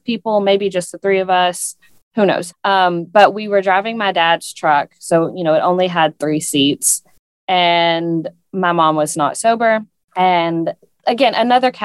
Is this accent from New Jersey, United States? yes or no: no; East Tennessee, United States; where we grew up in East Tennessee, the thing that you do in the summer is you go swim in a lake